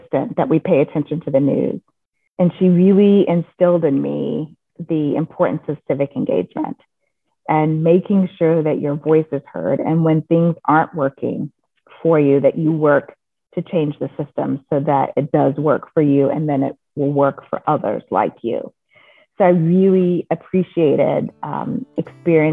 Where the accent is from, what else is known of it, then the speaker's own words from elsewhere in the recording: the South, United States; I grew up in the South in the 70s